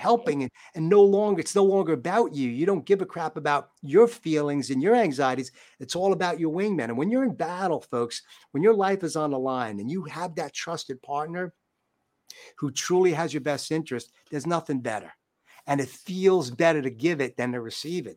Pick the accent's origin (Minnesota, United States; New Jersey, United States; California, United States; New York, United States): New York, United States; I'm a New Yorker.